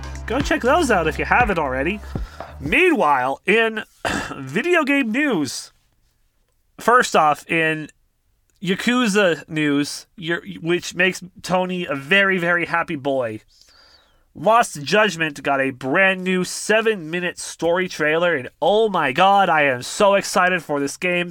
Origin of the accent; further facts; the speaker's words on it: Canada; I'm from Canada